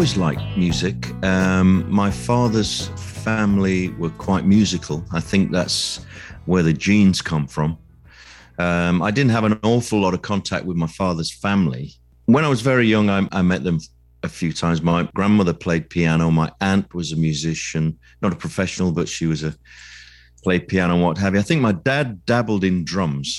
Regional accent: Sheffield, Yorkshire and the Humber, United Kingdom; I was born in Sheffield, which is in the north of England

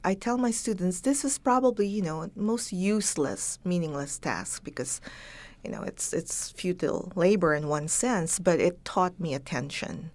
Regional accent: Baguio, Cordillera Administrative Region, Philippines; first language Ilocano, Tagalog and English; moved away; I learned Ilocano, which is wh-, what we speak up north in Baguio.

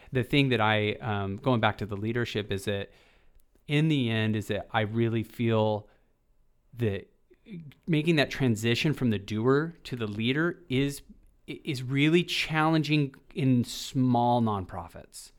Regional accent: Boise, Idaho, United States; I grew up in the Boise, Idaho

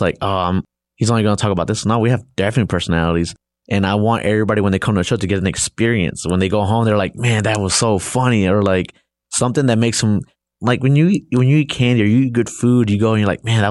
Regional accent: Los Angeles, California, United States; So, you know, growing up, I grew up in a rough neighborhood

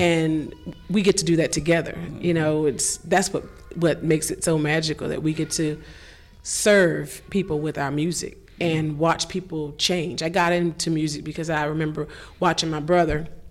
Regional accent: Washington, District of Columbia, United States; I came from Baptist Church in Washington D.C.

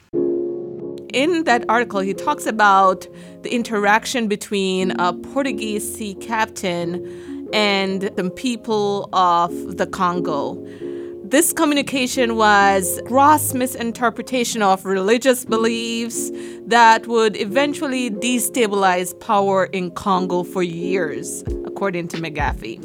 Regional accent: Jamaica; moved away; I am Jamaican

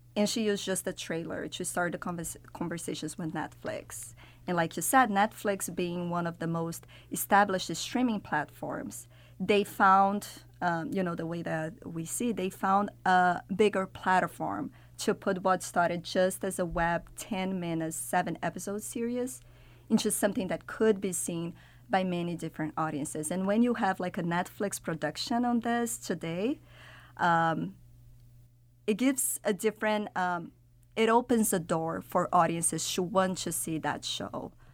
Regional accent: Brazil; moved away; I'm from Brazil originally. I'm from Latin America

